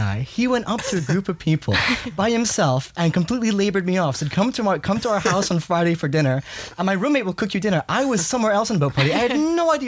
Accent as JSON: {"language": "English", "region": "London", "country": "United Kingdom", "moved": "yes", "lives_now": "Los Angeles, United States", "said": "I'm from London"}